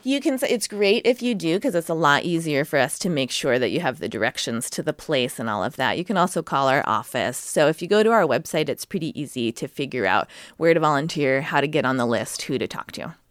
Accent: Sacramento, California, United States; moved away as an adult; now in North Coast, Oregon, United States; I grew up in Sacramento.

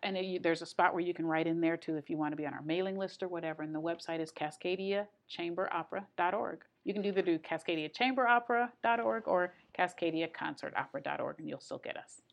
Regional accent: Grand Rapids, Michigan, United States; now in Astoria, United States; I came from Grand Rapids, Michigan, and I grew up in gospel music

